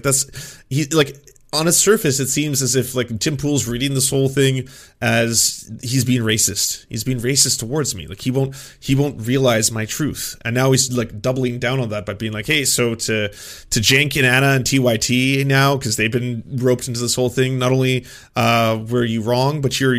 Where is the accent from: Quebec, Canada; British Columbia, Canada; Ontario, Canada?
British Columbia, Canada; Vancouver; I grew up first in Vancouver and then in a small town